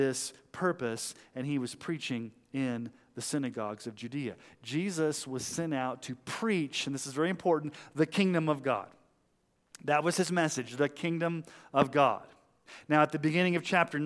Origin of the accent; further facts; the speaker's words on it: United States; the privileges we have as American Christians